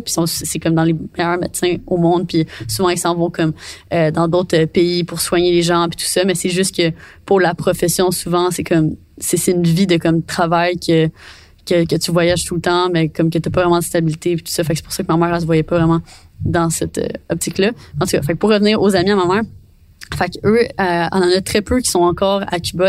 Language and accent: French; Quebec, Canada; je suis québécoise